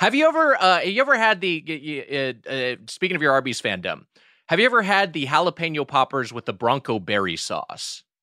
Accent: Los Angeles County, California, United States; me living in L A County my entire life

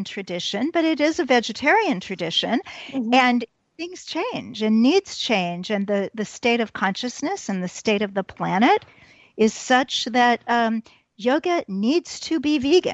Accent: Kansas City, Missouri, United States; also born or lived in London; my hometown of Kansas City

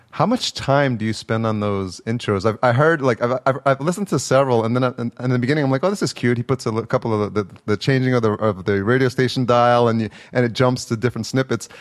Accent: Yonkers, New York, United States; moved away as an adult; also born or lived in El Salvador; now in Los Angeles, United States; I was born in El Salvador, but I was raised, I, at a year old, I came to Yonkers

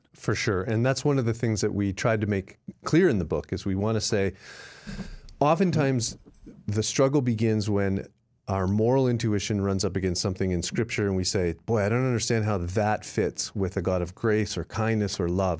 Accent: Canada; now in United States; I'm a Canadian

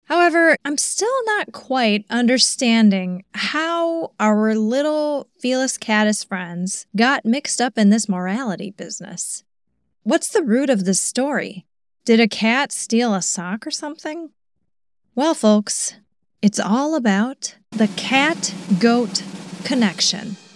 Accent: Reykjavik, Capital Region, Iceland; I was born and raised in Reykjavik

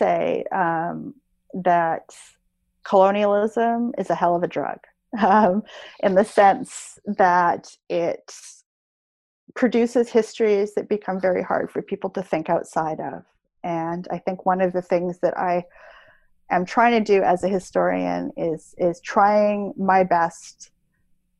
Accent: British Columbia, Canada; I grew up in British Columbia

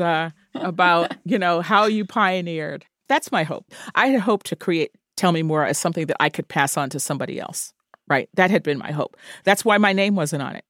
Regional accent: New York, United States; growing up in New York

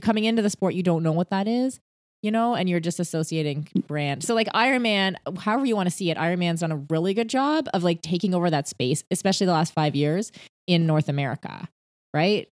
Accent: United Arab Emirates; I grew up near Dubai

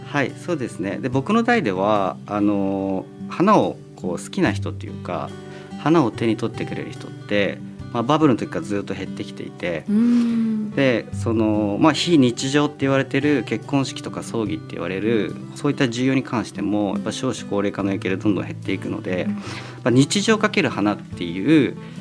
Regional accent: Kyushu, Japan; moved away; also born or lived in United States; 僕九州の育ちなんですけどあの地元でも

